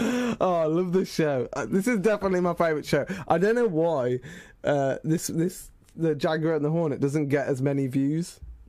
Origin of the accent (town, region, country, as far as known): United Kingdom; born or raised there